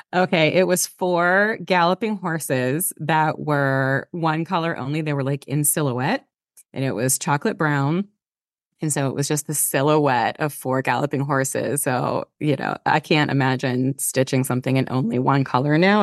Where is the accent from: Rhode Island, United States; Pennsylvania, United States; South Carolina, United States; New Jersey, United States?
Pennsylvania, United States; moved away; also born or lived in Brooklyn, New York; I grew up in Pennsylvania in a tiny, small town, borderline rural, rural